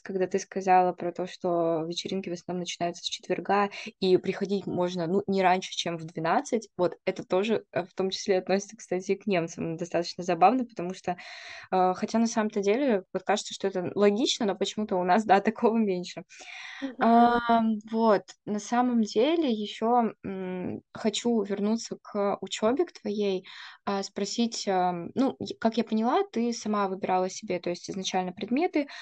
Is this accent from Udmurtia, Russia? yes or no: no; Irkutsk, Irkutsk Oblast, Russia; я просто сама из Иркутска